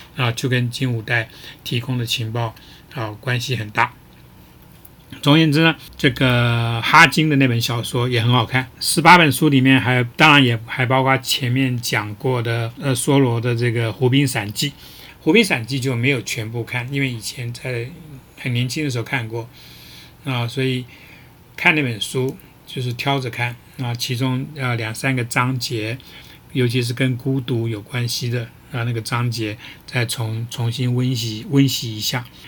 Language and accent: Chinese; Taiwan; 作为一个台湾人